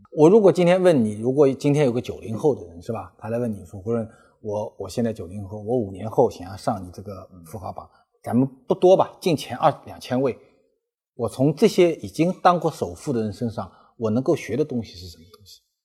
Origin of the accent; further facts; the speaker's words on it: China; 其实我们每一个中国人也没有想到会经历那么大的一个故事